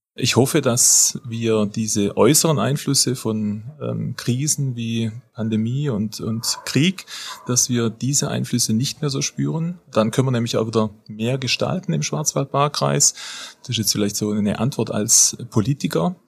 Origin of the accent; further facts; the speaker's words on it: Donaueschingen, Baden-Württemberg, Germany; Ich komme aus Donaueschingen